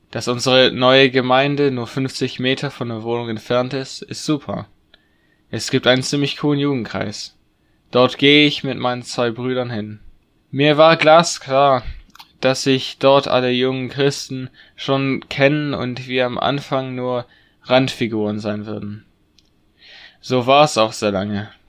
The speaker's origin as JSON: {"language": "German", "country": "Senegal", "tie": "born or raised there", "moved": "yes", "lives_now": "Germany", "said": "Aber ich war in Afrika aufgewachsen und hatte fast mein ganzes Leben dort verbracht."}